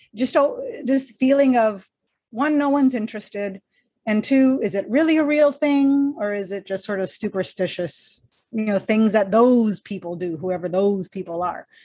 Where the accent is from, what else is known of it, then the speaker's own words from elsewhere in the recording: Texas-Mexico border, United States; I'm Mexican American. Grew up on the Texas Mexico border